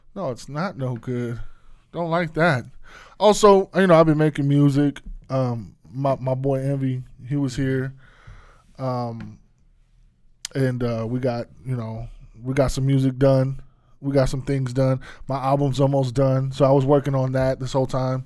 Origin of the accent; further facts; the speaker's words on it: Arizona, United States; moved away; my hometown